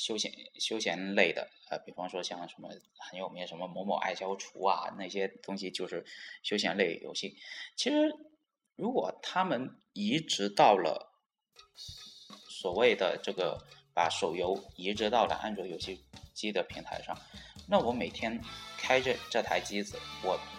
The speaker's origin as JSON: {"language": "Chinese", "country": "China", "said": "然后呢就啊到啊让世界都知道我们中国人可以可以做出非常牛逼的游戏。"}